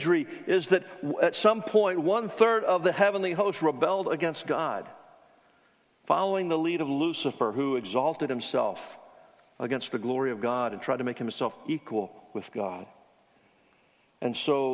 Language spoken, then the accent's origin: English; Charleston, South Carolina, United States; I grew up in Charleston where the Citadel is